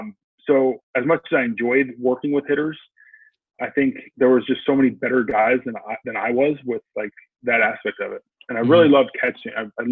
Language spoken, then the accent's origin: English; Huntington Beach, California, United States; It was good. I mean, you know, the kind of the era that I grew up in, like I graduated from high school in 1999.